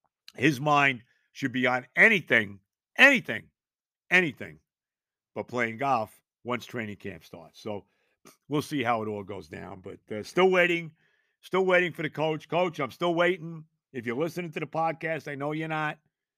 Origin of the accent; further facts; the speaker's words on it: United States; Thank God I was born here.